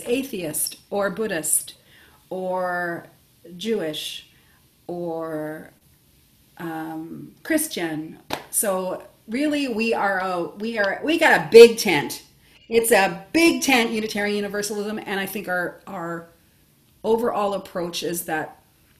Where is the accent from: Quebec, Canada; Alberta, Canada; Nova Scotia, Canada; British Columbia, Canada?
Nova Scotia, Canada; moved away as an adult; also born or lived in Ontario; I'm originally from Nova Scotia